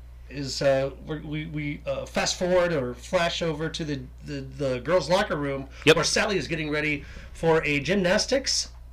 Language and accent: English; the South, United States; I grew up in the South.